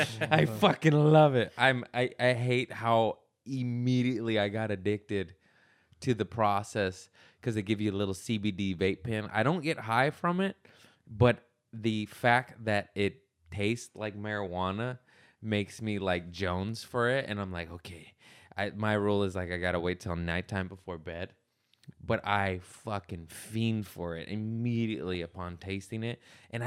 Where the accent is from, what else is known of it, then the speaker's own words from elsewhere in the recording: United States; I'm American.